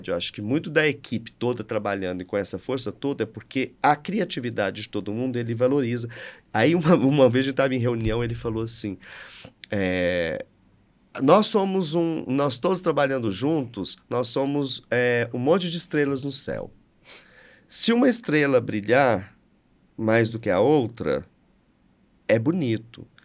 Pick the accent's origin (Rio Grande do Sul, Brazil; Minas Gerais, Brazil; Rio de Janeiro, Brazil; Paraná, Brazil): Minas Gerais, Brazil; São Gotardo; eu sou de São é. Gotardo, gente.